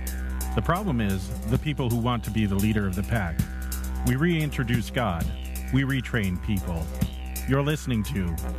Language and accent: English; Southern California, United States; growing up in Southern California.